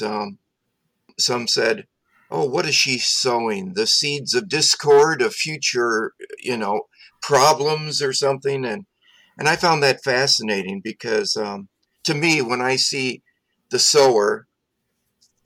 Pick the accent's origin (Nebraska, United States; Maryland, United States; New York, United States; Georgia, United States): Nebraska, United States; growing up in Nebraska on top of our state capitol is a sculpture by Lee Lowry of the sower. And so I grew up with that image overlooking me